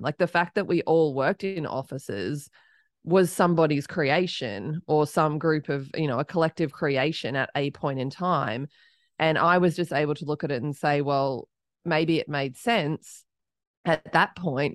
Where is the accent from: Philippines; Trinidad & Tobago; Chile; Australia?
Australia; accent: Australian; moved away as an adult; now in Austin, United States; I'm Australian. People can probably start to pick that up from my accent, but I live in Austin, Texas.